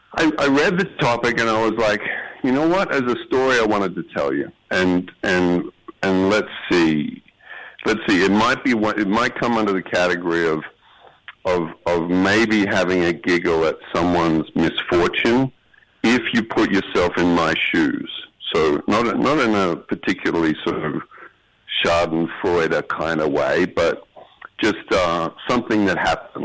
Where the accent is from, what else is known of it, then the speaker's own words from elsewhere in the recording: Australia; accent: Australian; moved away as an adult; now in New York, United States; since I moved here from Australia